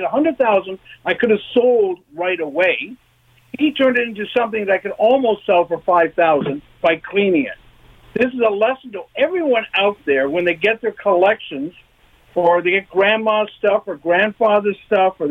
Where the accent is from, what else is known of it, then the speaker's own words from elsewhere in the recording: London, Ontario, Canada; moved away; I grew up in London